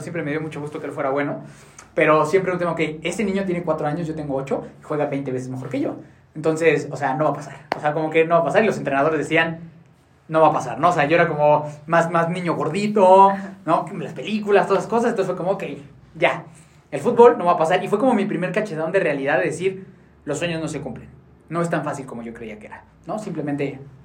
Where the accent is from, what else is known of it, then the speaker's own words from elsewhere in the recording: Mexico City, Mexico; yo nací en la Ciudad de México con una familia pues muy convencional